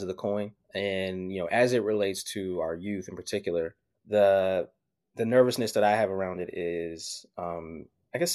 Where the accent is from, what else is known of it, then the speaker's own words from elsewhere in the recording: Pittsburgh, Pennsylvania, United States; I'm originally from Pittsburgh, Pennsylvania